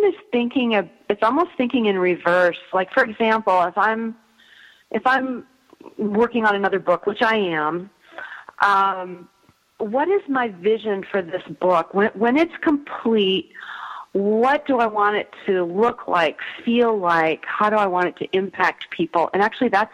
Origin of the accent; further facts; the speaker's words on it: Midwest, United States; I grew up in the Midwest